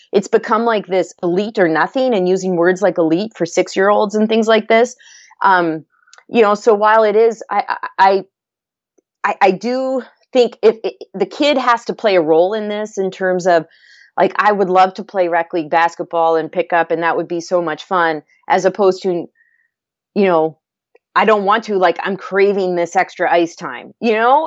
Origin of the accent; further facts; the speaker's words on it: Antigonish, Nova Scotia, Canada; I grew up in Nova Scotia, Canada, and was fortunate enough to grow up in a, a small town, a very active town in the Northeast Coast called Anagonish.